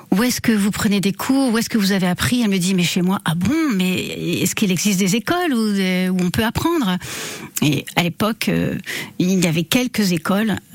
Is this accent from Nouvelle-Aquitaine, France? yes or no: yes; Bordeaux, Nouvelle-Aquitaine, France; Alors, j'ai grandi en partie à Bordeaux, mais effectivement, quand j'étais enfant, mes parents avaient vraiment la bougeotte et on a beaucoup, beaucoup déménagé, mais en restant dans le sud-ouest et en Aquitaine.